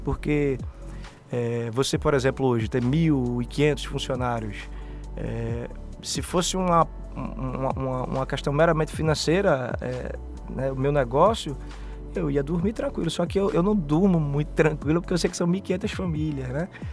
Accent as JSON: {"language": "Portuguese", "town": "Recife", "region": "Pernambuco", "country": "Brazil", "said": "Sou um sobrevivente, né? Dessa, de, desse universo aí brasileiro pernambucano. Vim de Casa Amarela, é, morador"}